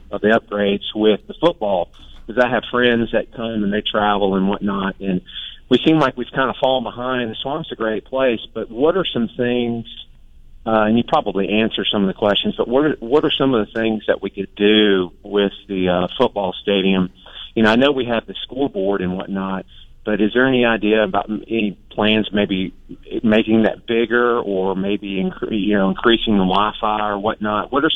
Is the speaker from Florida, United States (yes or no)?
yes; Gainesville, Florida, United States; now in Madison County, United States; I was born and raised in Gainesville, Alachua County resident